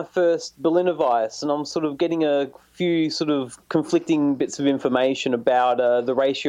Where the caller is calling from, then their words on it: Australia; Calling from Australia.